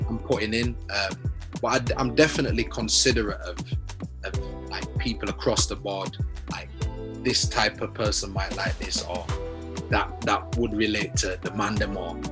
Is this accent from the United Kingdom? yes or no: yes; Leeds, Yorkshire and the Humber, United Kingdom; growing up in Leeds, bro, like, I had a good childhood, man.